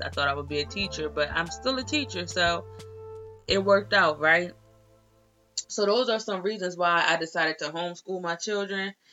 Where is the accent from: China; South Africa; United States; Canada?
United States; Delaware; I'm from Delaware